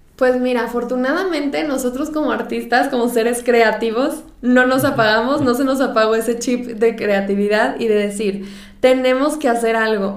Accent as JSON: {"language": "Spanish", "town": "Monterrey", "region": "Nuevo León", "country": "Mexico", "said": "yo soy de Monterrey"}